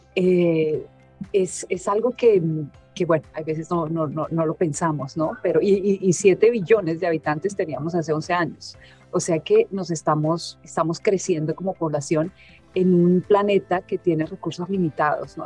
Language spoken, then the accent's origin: Spanish; Colombia; moved away; yo crecí en Colombia